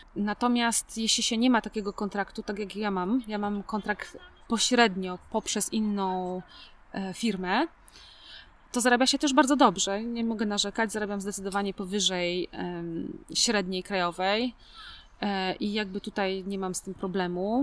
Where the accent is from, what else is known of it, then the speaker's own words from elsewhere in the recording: Poland; moved away; pochodzę z kultury bezpośredniej. Jak u nas, e, ktoś się pyta w Polsce